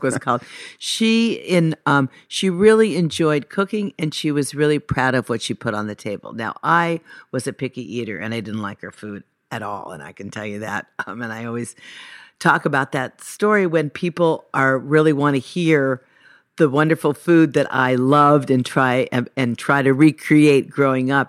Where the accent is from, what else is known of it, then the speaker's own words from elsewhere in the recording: Los Angeles, California, United States; also born or lived in Encino; I was born in Sherman Oaks